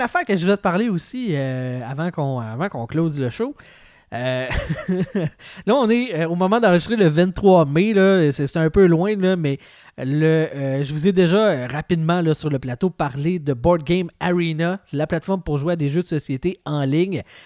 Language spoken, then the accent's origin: French; Quebec, Canada; je viens du Lac-Saint-Jean